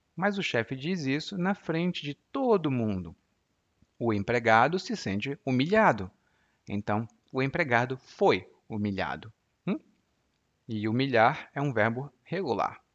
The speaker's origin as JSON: {"language": "Portuguese", "town": "Maracanaú", "region": "Ceará", "country": "Brazil", "tie": "born or raised there", "said": "Anísio é de Maranguape e eu sou de Maracanaú, que são duas cidades vizinhas."}